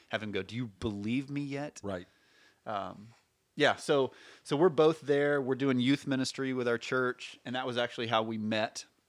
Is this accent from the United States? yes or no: yes; Birmingham, Alabama, United States; moved away as an adult; also born or lived in Portland; I grew up in Birmingham.